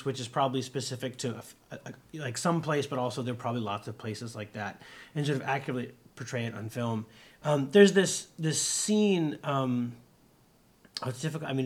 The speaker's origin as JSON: {"language": "English", "area": "near Pittsburgh", "region": "Pennsylvania", "country": "United States", "tie": "born or raised there", "said": "I grew up near Pittsburgh"}